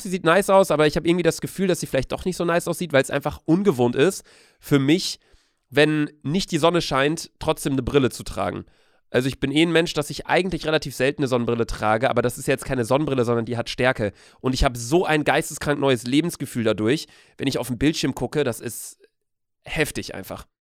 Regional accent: Bielefeld, North Rhine-Westphalia, Germany; now in Hamburg, Germany; bei uns zu Hause in Bielefeld

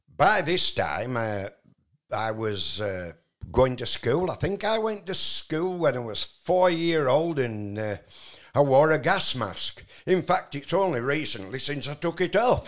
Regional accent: Barnoldswick, North West England, United Kingdom; moved away; also born or lived in Mittersill, Austria; I was born in the West Riding of Yorkshire

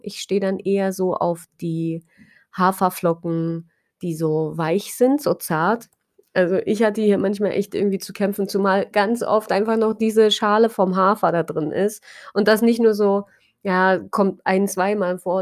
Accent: Germany; moved away; bei uns in Deutschland

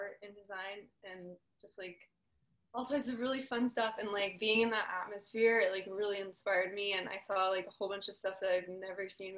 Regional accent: Southern California, United States; also born or lived in Orange County, California / Los Angeles, California; I grew up in Southern California. I grew up kind of like all over, a little bit in Orange County, mostly Ventura County

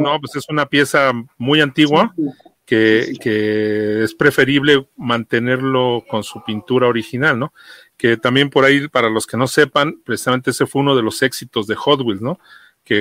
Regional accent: Mexico City, Mexico; yo soy de acá de Iztapalapa

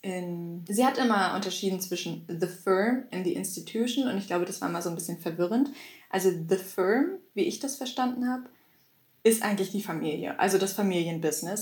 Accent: Germany; für uns als Deutsche

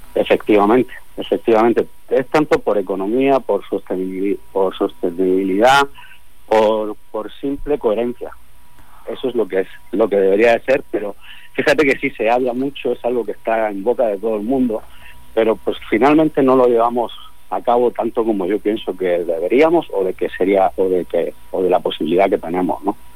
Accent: Spain; now in Mexico; yo como español

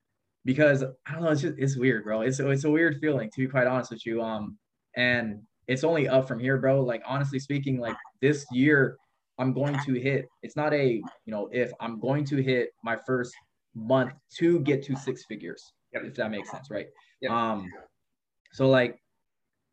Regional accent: Modesto, California, United States; now in Merced, United States; I grew up in Modesto.

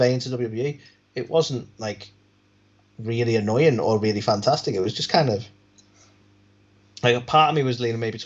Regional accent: United Kingdom

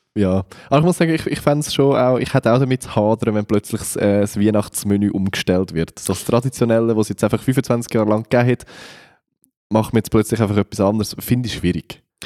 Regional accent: Switzerland; also born or lived in Central Switzerland; als Schweizer

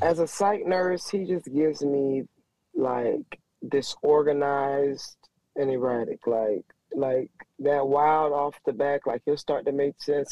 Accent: Miami, Florida, United States; I'm from Miami

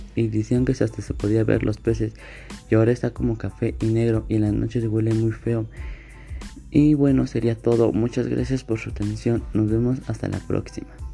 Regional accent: Atlacomulco, State of Mexico, Mexico; soy de Mando del Río, Atlacomulco, México

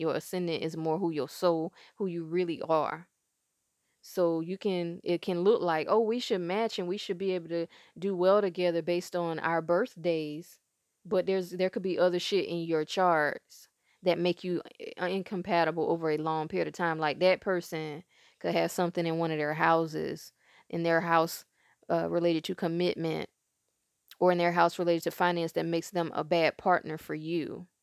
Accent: South Carolina, United States; moved away; also born or lived in Durham, North Carolina; I'm from South Carolina. I ended up moving to Durham

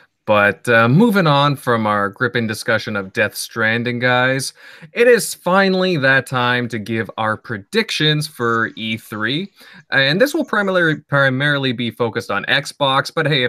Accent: Canada; accent: Canadian; Maybe it's my Canadian accent.

